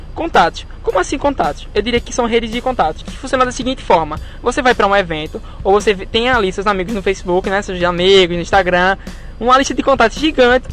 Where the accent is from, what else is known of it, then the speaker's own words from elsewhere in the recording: Camaragibe, Pernambuco, Brazil; eu de Camaragibe